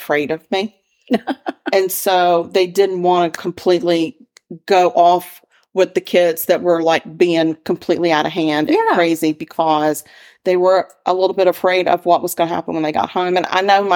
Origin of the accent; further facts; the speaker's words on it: the South, United States; accent: Southern; my Southern accent